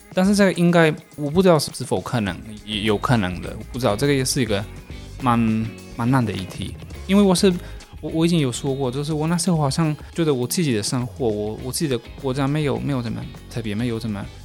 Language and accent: Chinese; Galicia, Spain; Chinese is a second language; moved away as an adult; also born or lived in Taoyuan, Taiwan; now in Taichung, Taiwan; 我来自加利西亚。 呃，现在已经怪五年在台湾这边